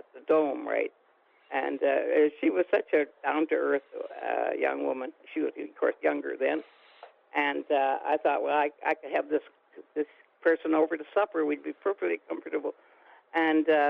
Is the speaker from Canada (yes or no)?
yes; Canada